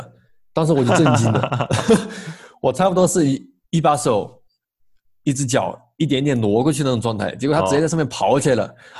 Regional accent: Enshi, Hubei, China; 们那个地方以前叫鄂西，但现在叫恩施了，挨着重庆的，所以说说话这些啊、生活习惯呀、呃，地方文化呀，都跟重庆没有区别。

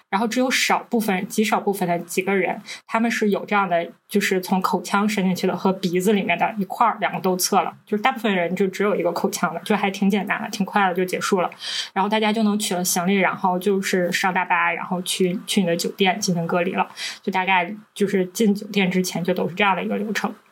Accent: Northeast China, China; 我们是三个来自东北的Ladies

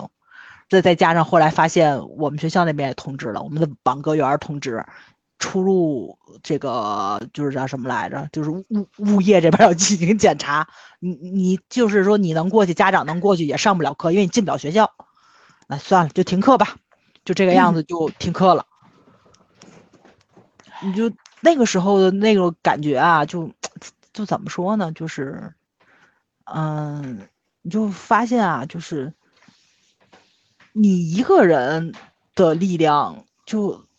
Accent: Tianjin, China; 加上我们天津人心也大嘛，所以我还真没觉着起伏有这么大。

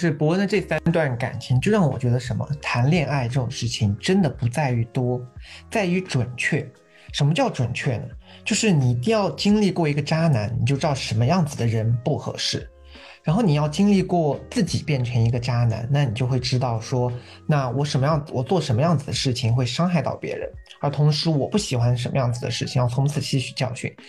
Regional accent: southern China, China; 但是对于我一个纯南方人来说，他们的脑回路跟我就是完全不一样

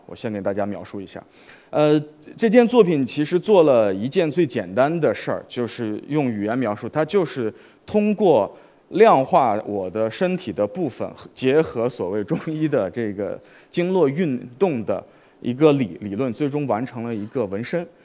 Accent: Xi'an, Shaanxi, China; moved away; also born or lived in Wuhan; 我的老家是西安， 所以我其实从小是在碑林，不能说长， 长大，但是跟碑林其实有一个特别近的关系

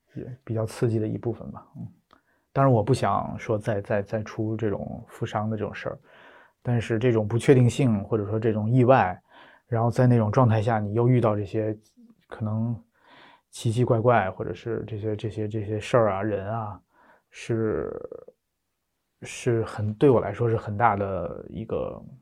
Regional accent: Beijing, China; 从小在北京出生长大，然后上学读书

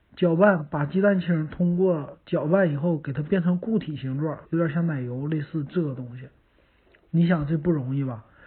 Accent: Northeast China, China; 咱们东北人

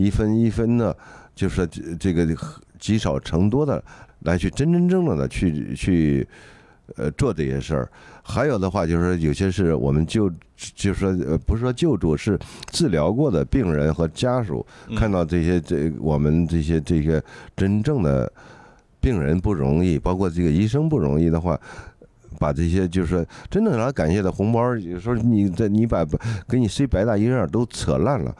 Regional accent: Henan, China; 我河南人这次这次这次也挺惨的，刚刚遭了这个水灾，又又又又又这次疫情又又弄的

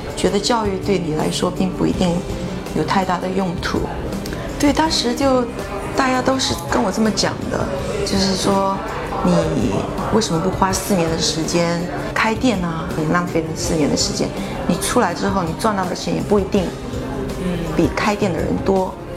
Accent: Fujian, China; also born or lived in Syracuse, United States; now in New York, United States; 特别是我们福建那边的人，就是很多时候我们不会讲英文，那我爸就他觉得是有苦说不出的那种感觉

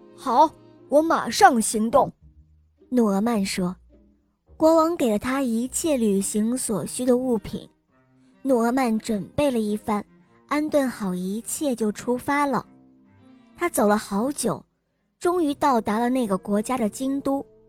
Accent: Jiangsu, China; 我今年七岁了，我来自江苏

